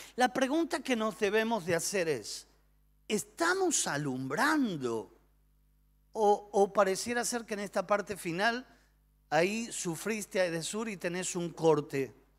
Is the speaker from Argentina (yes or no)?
yes; Argentina; nosotros los argentinos somos personas apasionadas